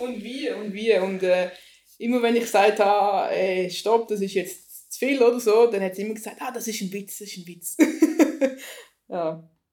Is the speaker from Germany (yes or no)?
no; Switzerland; Ich als Schweizerin